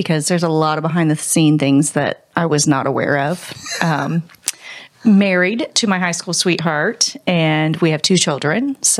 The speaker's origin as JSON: {"language": "English", "town": "Columbus", "country": "United States", "tie": "born or raised there", "said": "born and raised in Columbus."}